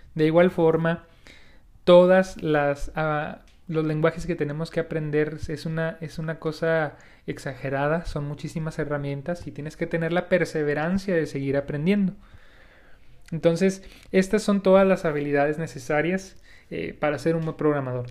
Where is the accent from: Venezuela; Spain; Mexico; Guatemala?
Mexico; como mexicanos en nuestro caso, tenemos algunos malos hábitos